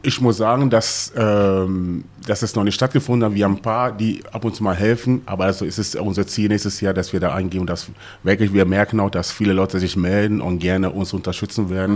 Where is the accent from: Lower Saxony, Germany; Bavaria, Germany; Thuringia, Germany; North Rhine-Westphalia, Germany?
Lower Saxony, Germany; Hanover; now in Gelsenkirchen, Germany; ich komme aus, ursprünglich aus Hannover